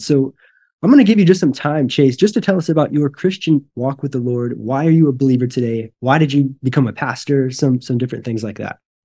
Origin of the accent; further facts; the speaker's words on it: Northwest Missouri, United States; now in Brazil; I grew up in Northwest Missouri, so, like, Maryville, Saint Joe